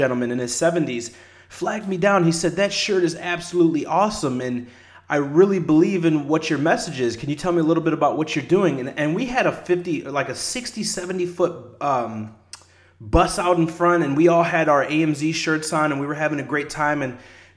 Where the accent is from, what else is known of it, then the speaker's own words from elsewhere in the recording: La Porte, Indiana, United States; the small city where I grew up at in LaPorte in Indiana, about an hour outside of Chicago